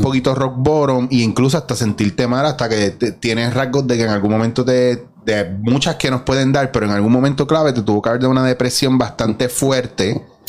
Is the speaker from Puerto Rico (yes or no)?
yes; Mayagüez, Puerto Rico; moved away; also born or lived in San Juan; yo soy de Mayagüez, Cabo Rojo